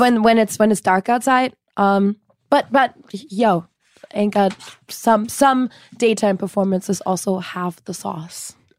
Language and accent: English; Cologne, North Rhine-Westphalia, Germany; moved away as an adult; now in Los Angeles, United States; I'm born and raised in Germany